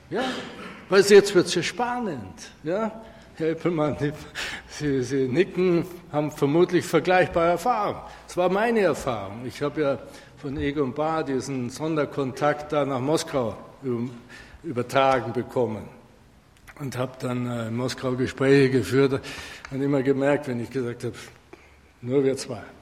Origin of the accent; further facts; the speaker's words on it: Bavaria, Germany; nehmen Sie aus Bayern, wo ich herkomme, die Firma Knauf, die Baustoffe herstellt